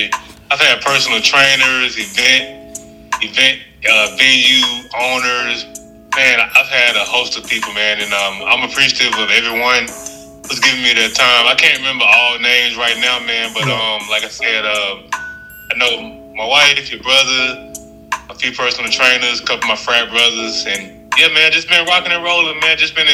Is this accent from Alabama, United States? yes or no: yes; Montgomery, Alabama, United States; born and raised in the Gump. Been here my whole life. Still currently reside here